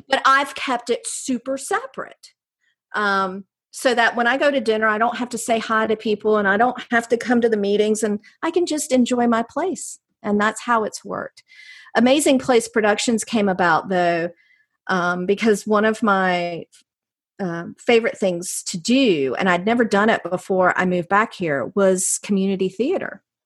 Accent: Jamestown, North Carolina, United States; also born or lived in Raleigh, North Carolina / Miami, Florida; now in Cary, United States; I'm a North Carolina girl. I grew up in Jamestown, which is right outside of High Point

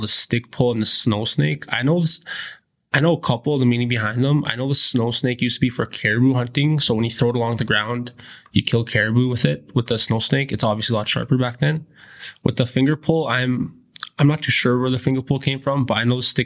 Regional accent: Fort Chipewyan, Alberta, Canada; I'm from Fort Chipewyan, Alberta

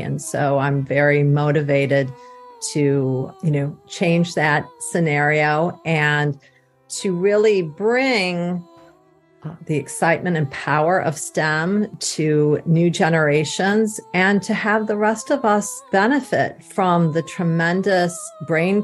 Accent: Ann Arbor, Michigan, United States; I grew up in Ann Arbor, Michigan

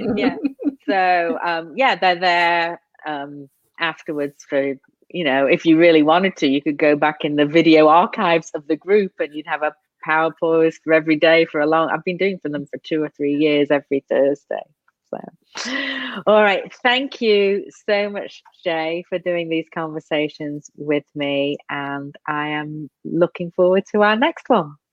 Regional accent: England, United Kingdom; moved away; I'm from England

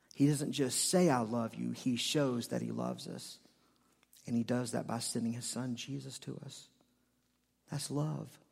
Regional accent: Charlotte, North Carolina, United States; I'm from Charlotte

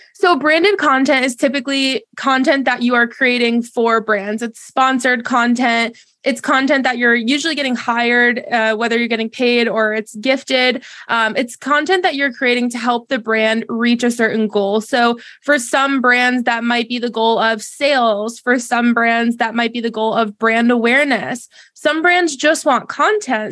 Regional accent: Massachusetts, United States; now in Charlotte, United States; I'm originally from Massachusetts

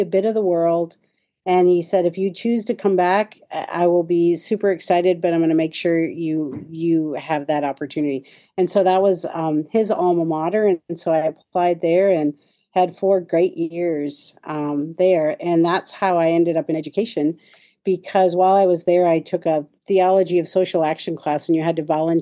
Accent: Minnesota, United States; also born or lived in Detroit; now in Kansas City, United States; I grew up in Minnesota, small town

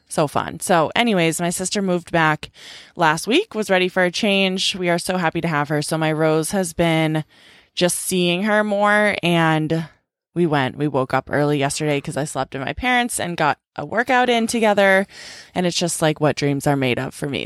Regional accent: Boston, Massachusetts, United States; also born or lived in California; my little sister moved back home to Boston

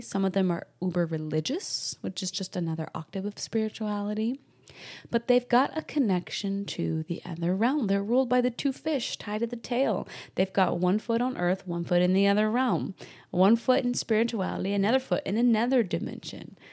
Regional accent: Salem, Massachusetts, United States; I grew up in New England, Salem, Massachusetts

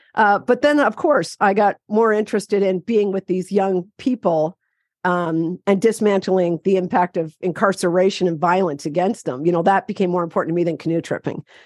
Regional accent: Ontario, Canada; I'm from Canada. I'm from Ontario, canoe country.

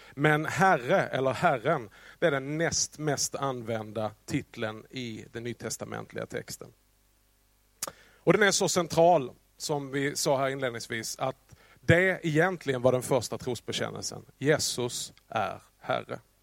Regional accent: Skåne, Sweden; accent: Scanian (skånska); min skånska

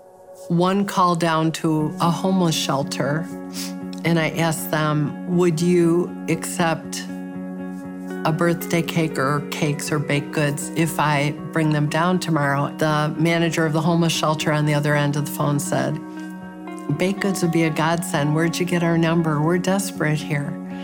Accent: Chicago, Illinois, United States; I was born and raised in Chicago, still live there

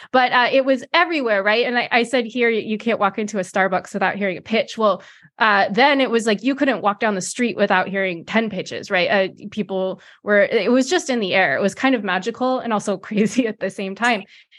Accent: California, United States; I'm located in the San Francisco Bay Area. So as many people know, it's Silicon Valley, but I was born and raised here.

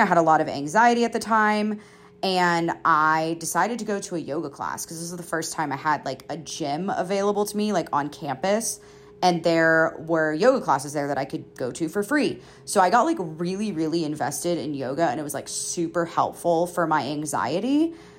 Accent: Georgia, United States; moved away as an adult; also born or lived in Colorado / Florida; now in Utah, United States; I went to college, like, forty-five minutes away from my hometown, and I had always been in Georgia

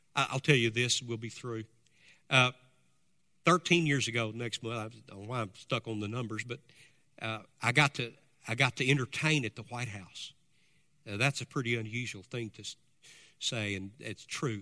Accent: United States; we as Americans

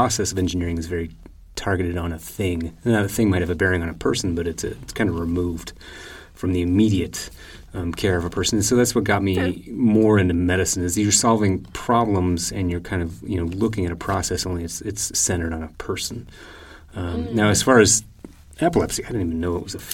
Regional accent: Nebraska, United States; moved away; Born and raised in Nebraska.

